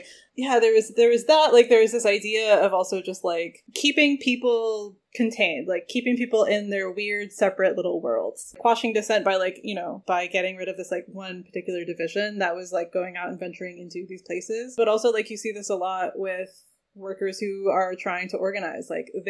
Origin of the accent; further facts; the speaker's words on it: New England, United States; I was raised in New England.